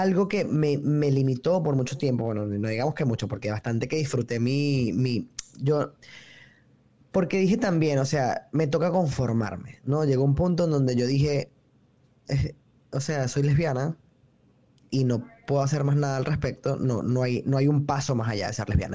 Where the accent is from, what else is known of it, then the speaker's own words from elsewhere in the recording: Venezuela; moved away as an adult; now in New York, United States; soy realmente de Venezuela, pero vivo en Nueva York desde hace cuatro años